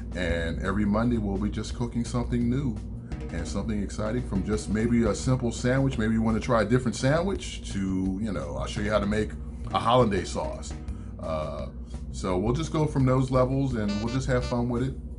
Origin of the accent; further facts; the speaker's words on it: Philadelphia, Pennsylvania, United States; moved away as an adult; now in Atlanta, United States; I was born and raised in Philadelphia, lived there